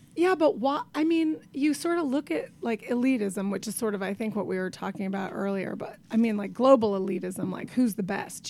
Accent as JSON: {"language": "English", "town": "Tucson", "region": "Arizona", "country": "United States", "tie": "born or raised there", "moved": "yes", "lives_now": "Brooklyn, United States", "said": "I grew up in Tucson, Arizona, which is, by the way, the end of the earth"}